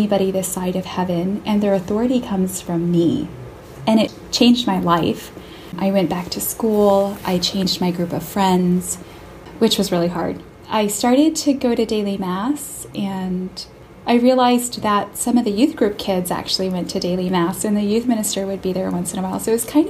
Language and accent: English; Tempe, Arizona, United States; now in Boston, United States; I live in Boston, and I'm from Tempe, Arizona